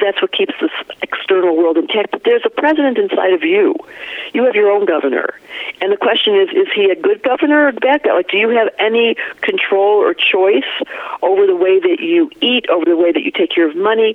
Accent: Detroit, Michigan, United States; accent: Michigan flat thing; also born or lived in Vancouver, Canada / Hawaii; now in Colorado, United States; I grew up in Detroit

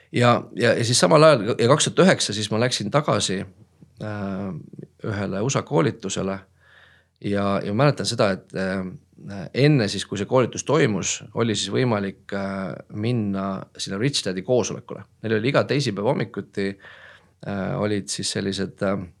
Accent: Tallinn, Harju County, Estonia; olen Tallinnast pärit

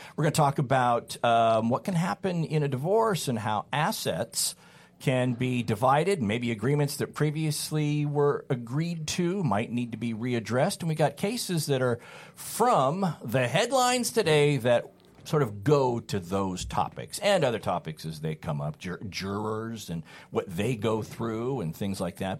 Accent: California, United States; also born or lived in Utah / Sullivan County, Tennessee; I was born and raised in California

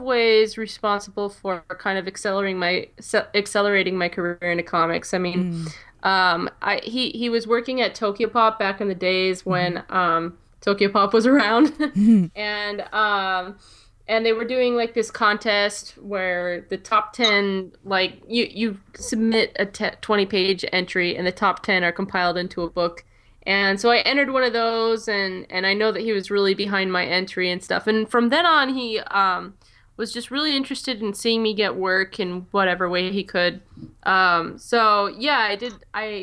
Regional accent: Colorado, United States; moved away as an adult; now in New York, United States; I'm from Colorado

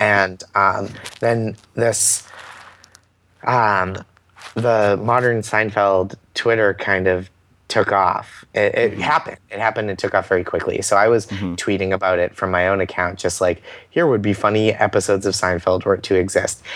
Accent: Boston, Massachusetts, United States; growing up in Boston

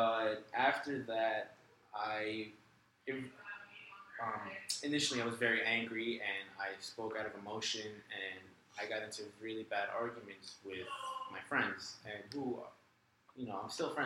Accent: New York City, New York, United States; I'm a fourth-year engineer major from New York City.

